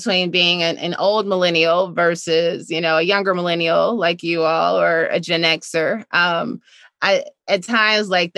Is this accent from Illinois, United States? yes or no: yes; Chicago, Illinois, United States; I grew up on 51st in Greenwood